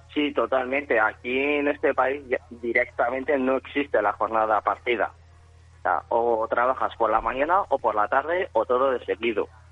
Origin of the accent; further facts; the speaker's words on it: Spain; moved away as an adult; now in Ireland; Yo me fui de España huyendo un poco